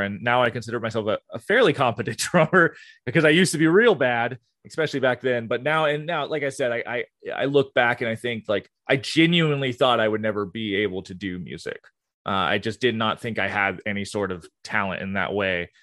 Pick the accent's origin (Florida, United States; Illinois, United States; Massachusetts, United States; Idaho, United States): Florida, United States; Gainesville; I'm from Gainesville, Florida